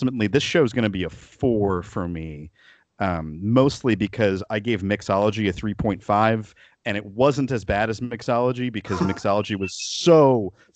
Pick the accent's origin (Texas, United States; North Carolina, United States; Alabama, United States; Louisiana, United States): Texas, United States; Dallas; as a almost lifelong DFWer myself, like, you know, anytime my hometown gets a shout out